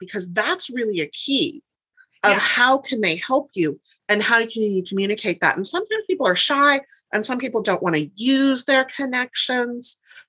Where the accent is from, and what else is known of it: Turlock, California, United States; born or raised there